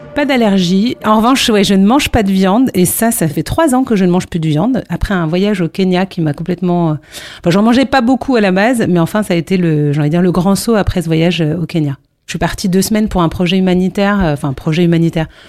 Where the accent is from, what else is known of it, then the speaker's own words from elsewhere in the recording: Paris, Île-de-France, France; je suis parisienne